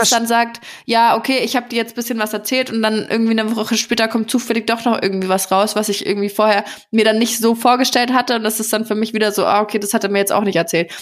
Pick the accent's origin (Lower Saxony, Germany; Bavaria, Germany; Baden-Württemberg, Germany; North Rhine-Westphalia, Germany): Bavaria, Germany; Nuremberg; bei uns in Nürnberg früher, als ich noch jünger war